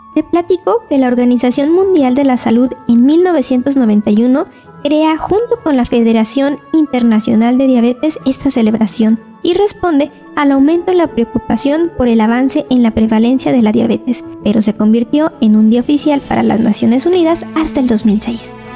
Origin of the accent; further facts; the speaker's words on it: Mexico; si somos mexicanos